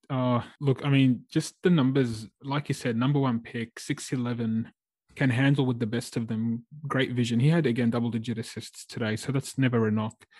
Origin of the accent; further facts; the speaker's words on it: Australia; as an Aussie fan